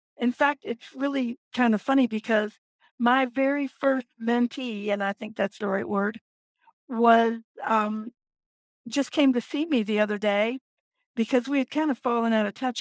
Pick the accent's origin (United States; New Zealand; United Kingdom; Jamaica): United States; Virginia Beach, Virginia; I am from Virginia Beach, Virginia, and I've lived here my entire life